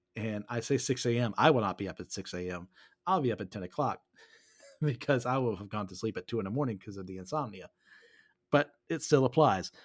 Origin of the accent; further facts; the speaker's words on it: United States; I'm from America